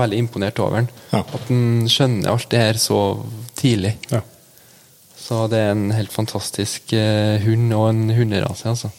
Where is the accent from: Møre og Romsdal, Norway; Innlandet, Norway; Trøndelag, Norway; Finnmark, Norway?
Trøndelag, Norway; Ytterøy; Jeg er 24 år og født og oppvokst på Ytterøya